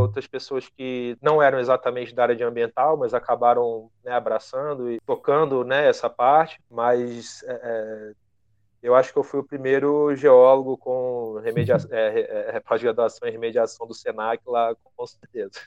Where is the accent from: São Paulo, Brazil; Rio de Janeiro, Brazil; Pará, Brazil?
Rio de Janeiro, Brazil; Petrópolis; Eu, na verdade, sou nascido no Rio, mas morei boa parte da minha adolescência em Petrópolis, na Serra do Rio de Janeiro, que é onde eu estou nesse momento